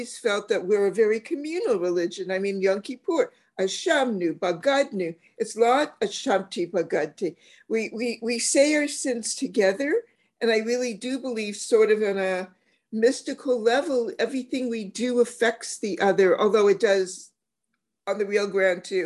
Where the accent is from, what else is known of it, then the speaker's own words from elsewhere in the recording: Canada; as a Canadian